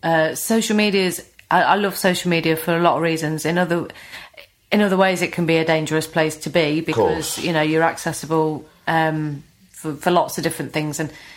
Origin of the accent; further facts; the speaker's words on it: Notts, East Midlands, United Kingdom; accent: Notts; I'd try and change my accent slightly, you know, make it less knots